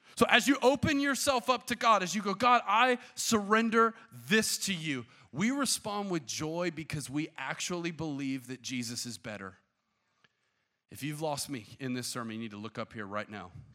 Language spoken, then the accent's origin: English; the Bible Belt, United States; I grew up in the Bible Belt